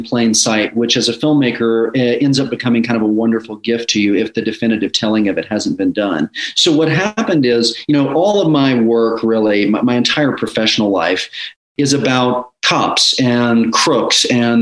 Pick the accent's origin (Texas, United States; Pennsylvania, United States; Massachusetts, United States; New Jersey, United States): Texas, United States; Dallas; I grew up in Dallas, Texas